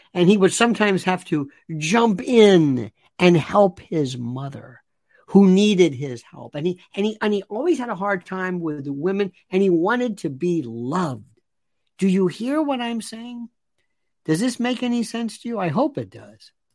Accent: Tampa, Florida, United States; moved away; growing up in Tampa, in Ybor City

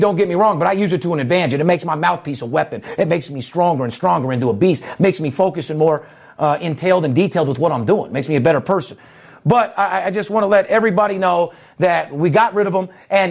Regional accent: Las Vegas, Nevada, United States; I'm born and raised in Las Vegas.

